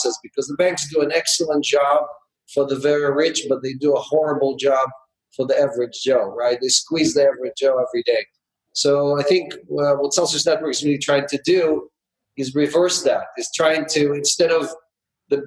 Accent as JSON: {"language": "English", "country": "Israel", "tie": "born or raised there", "also_born_or_lived": "Ukraine", "moved": "as an adult", "lives_now": "United States", "said": "I was born into communism in the Ukraine back in the 60s. I grew up in Israel and socialism and spent the last 30 years in capitalism in the United States"}